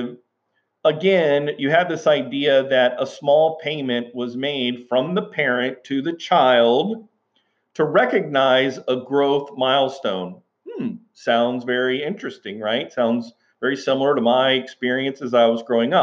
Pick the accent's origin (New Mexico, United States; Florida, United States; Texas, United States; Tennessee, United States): Texas, United States; Houston; as a young boy growing up in South Texas, in Houston, Texas